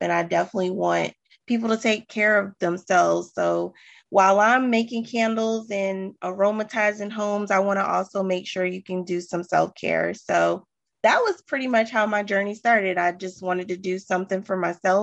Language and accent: English; Sumter, South Carolina, United States; moved away as an adult; now in Charlotte, United States; I'm a transplant, actually. I am from Sumter, South Carolina, and I decided to move to Charlotte